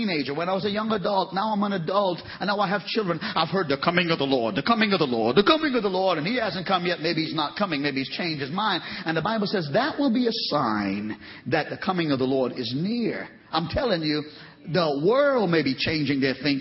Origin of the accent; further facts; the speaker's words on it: Trinidad & Tobago; moved away; I came from Trinidad, the Caribbean